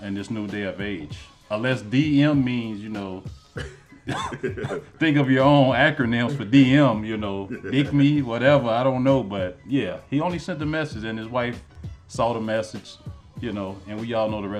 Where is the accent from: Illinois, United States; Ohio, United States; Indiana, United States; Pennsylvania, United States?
Illinois, United States; Chicago; I'm from Chicago